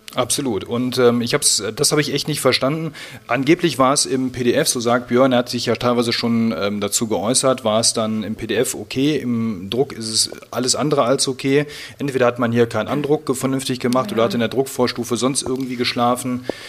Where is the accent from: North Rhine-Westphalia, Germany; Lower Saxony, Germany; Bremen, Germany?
North Rhine-Westphalia, Germany; Siegen; Ich bin ja schließlich in Siegen geboren